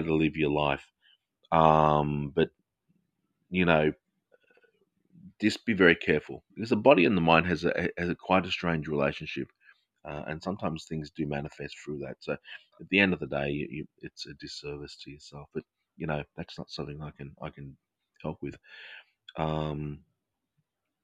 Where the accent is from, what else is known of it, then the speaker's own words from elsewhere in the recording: Australia; accent: Australian English; my accent. It's Australian English